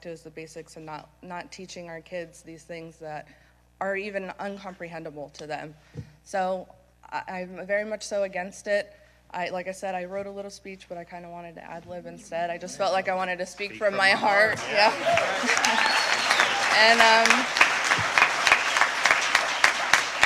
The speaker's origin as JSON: {"language": "English", "area": "Sarasota County", "region": "Florida", "country": "United States", "said": "I'm from Sarasota County"}